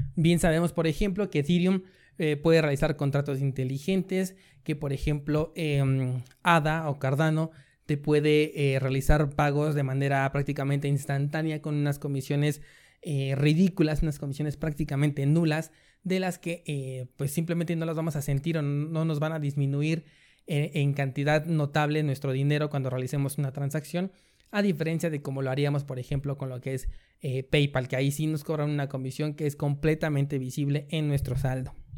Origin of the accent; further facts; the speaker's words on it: Mexico; como decimos aquí, en México